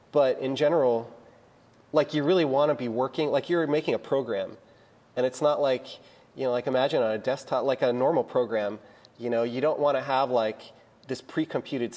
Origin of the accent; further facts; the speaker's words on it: United States; I'm American.